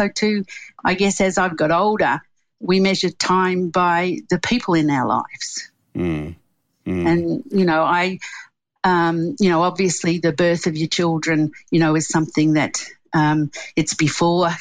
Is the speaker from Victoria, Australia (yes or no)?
yes; Melbourne, Victoria, Australia; moved away as an adult; also born or lived in London / Gold Coast, Queensland; now in Queensland, Australia; I was born in Melbourne, and I still have a house in Melbourne